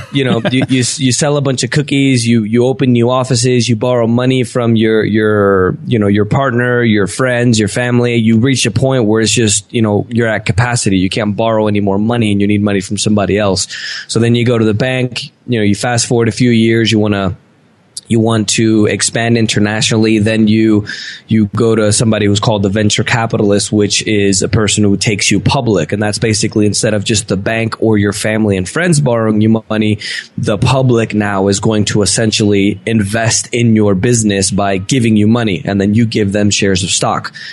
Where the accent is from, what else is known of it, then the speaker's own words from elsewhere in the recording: United States; moved away as an adult; also born or lived in Venezuela; now in Medellin, Colombia; I grew up in the States